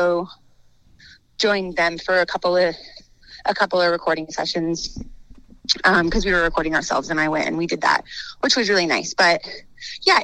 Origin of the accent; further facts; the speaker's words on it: Reno, Nevada, United States; a good friend of ours, who we grew up with in Reno